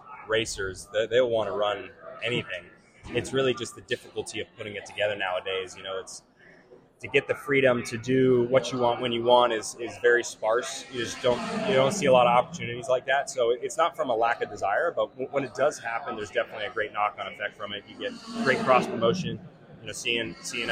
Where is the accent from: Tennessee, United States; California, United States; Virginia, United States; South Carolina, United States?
Tennessee, United States; I'm from Tennessee